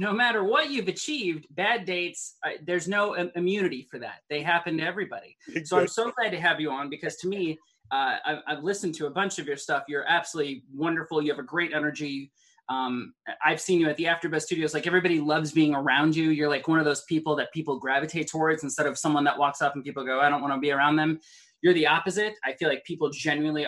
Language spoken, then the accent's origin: English; Cleveland, Ohio, United States; I grew up in Cleveland